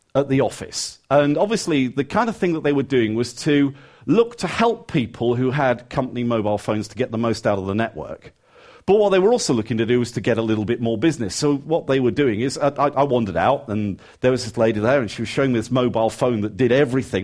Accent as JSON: {"language": "English", "region": "England", "country": "United Kingdom", "said": "even as an Englishman"}